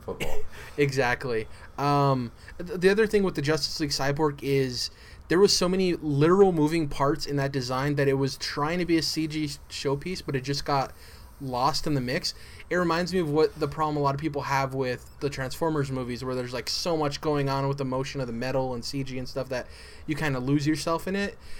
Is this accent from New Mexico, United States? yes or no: yes; New Mexico, United States; I'm from New Mexico